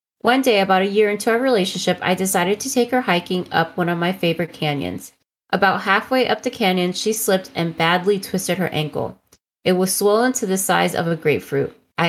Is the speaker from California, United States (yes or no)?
yes; California, United States; I spent most of my time hiking outside of my hometown in the Los Angeles National Forest. I lived with my grandmother in the town of Wrightwood.